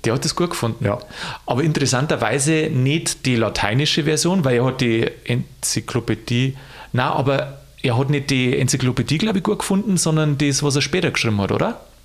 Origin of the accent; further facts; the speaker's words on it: Lower Bavaria, Germany; als Niederbayer